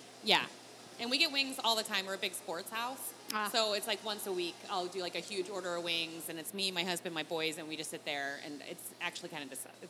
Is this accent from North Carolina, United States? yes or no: no; the Chesapeake, Maryland, United States; now in Colorado Springs, United States; I grew up on the Chesapeake, so I grew up picking crabs.